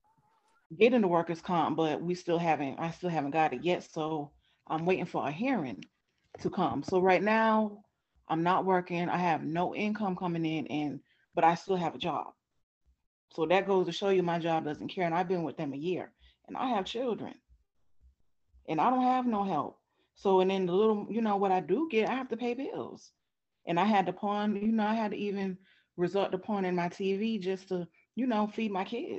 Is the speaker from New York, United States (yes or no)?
no; Rhode Island, United States; now in Atlanta, United States; I'm from Rhode Island, but I live in Georgia now